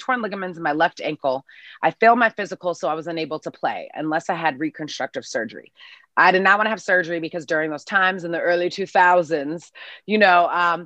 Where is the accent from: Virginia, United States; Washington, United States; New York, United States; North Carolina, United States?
New York, United States; New York City; I grew up playing in New York City.